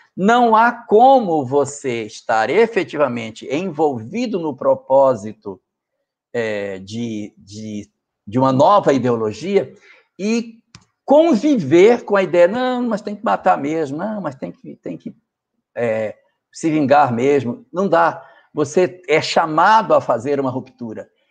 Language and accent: Portuguese; North Region, Brazil; A região norte, de onde eu venho, da qual eu pertenço, onde vivo, ela tem muito disso.